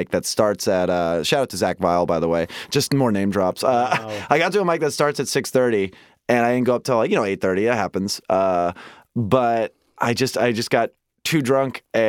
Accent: Fair Oaks, California, United States; I'm not from Sacramento. I'm from Fair Oaks

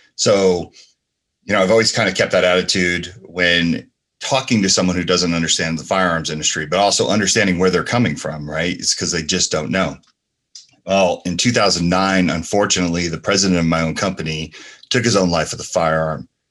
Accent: Asbury Park, New Jersey, United States; also born or lived in San Francisco, California; now in Las Vegas, United States; I grew up in New Jersey and, uh, you know, Asbury Park, New Jersey, and San Francisco, California

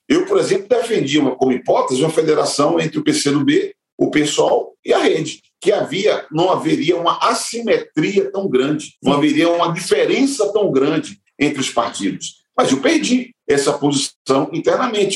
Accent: Salvador, Bahia, Brazil; moved away as an adult; now in São Paulo, Brazil; Eu nasci na Bahia, em Salvador

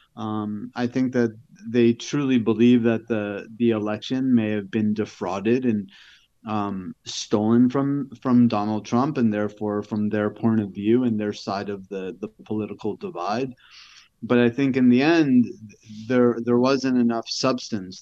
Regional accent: New York, United States; moved away; I'm from New York

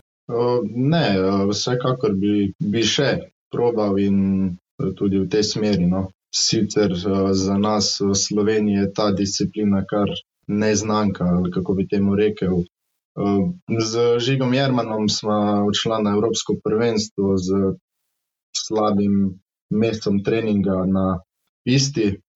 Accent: Mozirje, Savinja, Slovenia; prihajam iz Mozirja.

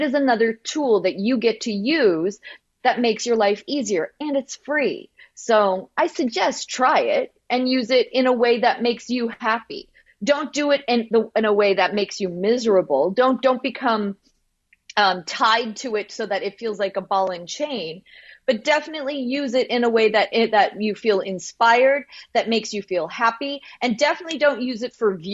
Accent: Canada; because I'm from Canada

